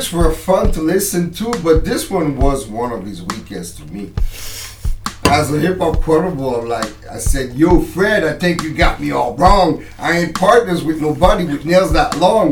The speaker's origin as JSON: {"language": "English", "country": "Canada", "said": "we're from Canada"}